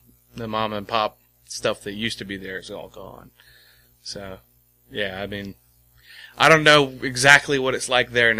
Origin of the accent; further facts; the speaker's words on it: Sandston, Virginia, United States; I grew up out by the airport.